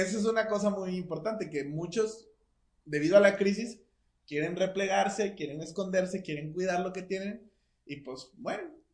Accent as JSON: {"language": "Spanish", "country": "Mexico", "said": "nosotros como mexicanos"}